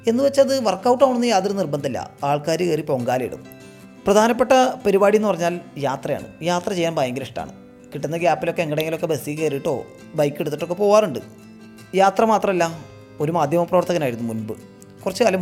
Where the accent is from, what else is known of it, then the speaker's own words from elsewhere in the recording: Thrissur, Kerala, India; ഞാനൊരു തൃശ്ശൂർക്കാരനാണ്